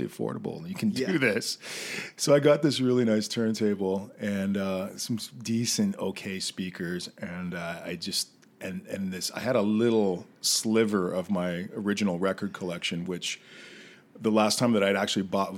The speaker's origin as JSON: {"language": "English", "region": "Western Canada", "country": "Canada", "tie": "born or raised there", "said": "growing up in Western Canada"}